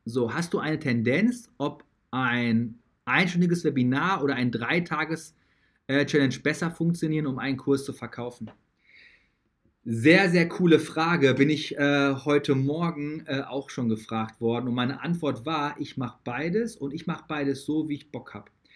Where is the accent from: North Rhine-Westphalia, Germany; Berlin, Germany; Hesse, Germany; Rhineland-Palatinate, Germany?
North Rhine-Westphalia, Germany; Dortmund; also born or lived in United States; wo ich früher gewohnt habe, wo ich herkomme